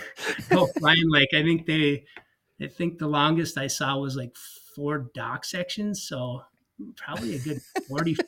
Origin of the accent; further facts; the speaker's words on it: Cross Lake, Minnesota, United States; I grew up right in Cross Lake, Minnesota. So it's central Minnesota